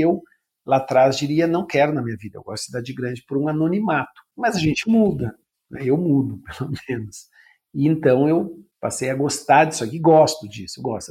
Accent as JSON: {"language": "Portuguese", "region": "Rio Grande do Sul", "country": "Brazil", "tie": "born or raised there", "also_born_or_lived": "São Paulo", "moved": "as an adult", "said": "eu sou gaúcho, tenho hoje 58 anos, sou jornalista. Até os 20 anos, 22, eu morei, até me formar a ser jornalista, eu morei no Sul"}